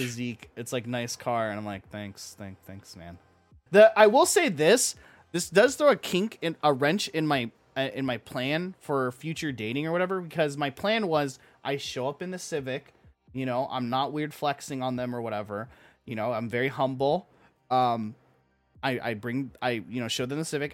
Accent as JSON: {"language": "English", "area": "Orange County", "region": "California", "country": "United States", "said": "I'm from Orange County"}